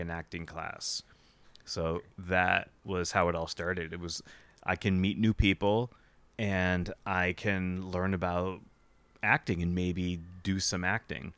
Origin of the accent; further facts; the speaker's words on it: New Hampshire, United States; moved away; I grew up in New Hampshire